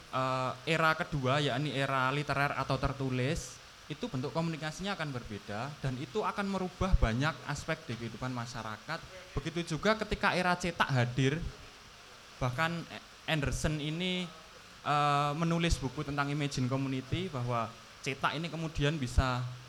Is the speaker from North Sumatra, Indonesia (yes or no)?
no; Surakarta, Central Java, Indonesia; saya di Solo, saya dari Solo